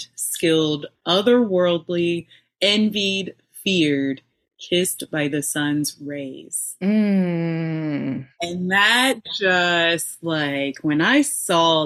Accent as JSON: {"language": "English", "town": "Baton Rouge", "region": "Louisiana", "country": "United States", "tie": "born or raised there", "said": "I was born in Baton Rouge, Louisiana"}